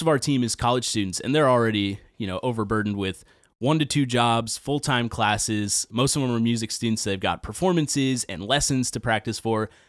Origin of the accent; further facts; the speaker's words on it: Nashville, Tennessee, United States; I grew up in Nashville, uh, born and raised